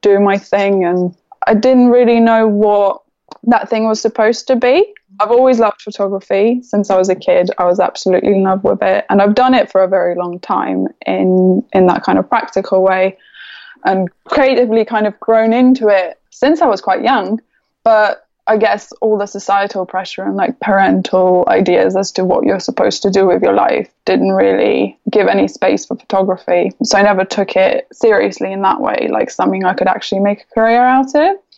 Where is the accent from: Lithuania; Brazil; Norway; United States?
Lithuania; moved away as an adult; also born or lived in London, United Kingdom; now in United Kingdom; I am Lithuanian. So I was born in Lithuania and brought up there. I moved to UK when I was 18.